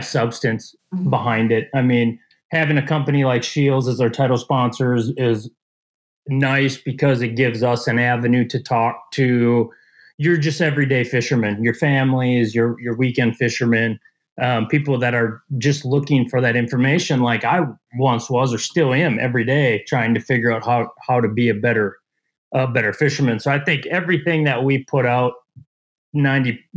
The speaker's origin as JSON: {"language": "English", "town": "Shakopee", "region": "Minnesota", "country": "United States", "tie": "born or raised there", "said": "I'm originally from Shakopee and, grew up in Shakopee."}